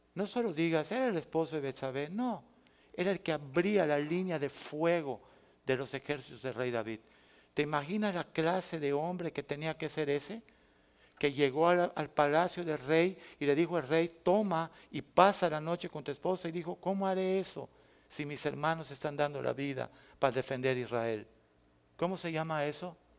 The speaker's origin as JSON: {"language": "Spanish", "country": "Mexico", "said": "yo regresé a mi tierra"}